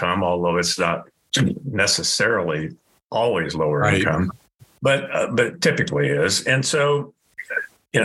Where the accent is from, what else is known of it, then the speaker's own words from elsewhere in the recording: Indiana, United States; now in Colorado, United States; I grew up in Indiana